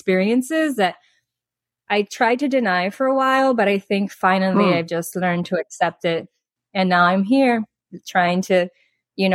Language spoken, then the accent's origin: English; Miami, Florida, United States; moved away as an adult; also born or lived in Dominican Republic; I was born and raised in Miami, Florida